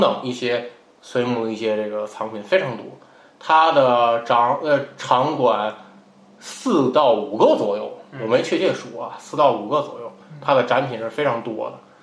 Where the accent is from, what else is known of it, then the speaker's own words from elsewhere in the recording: northern China, China; 作为一个北方人，不是那么的适应